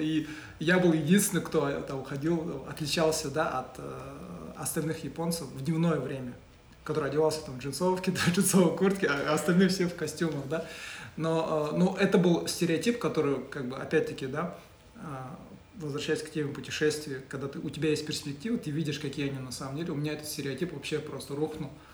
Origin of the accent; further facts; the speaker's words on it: Oral, West Kazakhstan Region, Kazakhstan; moved away; я вырос э, в Уральске, э, тоже обрусевший, да, я учился в казахском